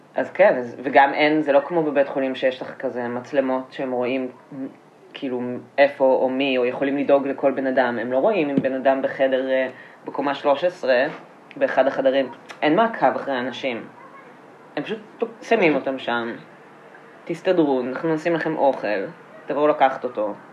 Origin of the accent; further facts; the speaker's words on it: Petah Tikva, Central District, Israel; גדלתי בפתח תקווה